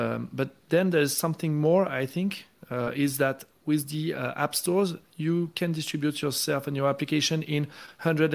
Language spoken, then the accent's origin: English; France; moved away; My home country in France